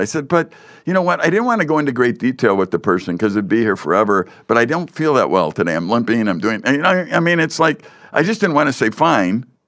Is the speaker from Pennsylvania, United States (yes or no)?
no; Chicago, Illinois, United States; I grew up in, uh, the Chicago area